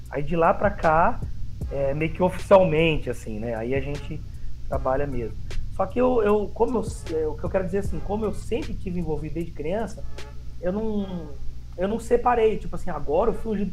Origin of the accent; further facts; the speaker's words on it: São Caetano do Sul, São Paulo, Brazil; Eu cresci, nós viemos de São Caetano do Sul, eu cresci lá com os meus avós zeladores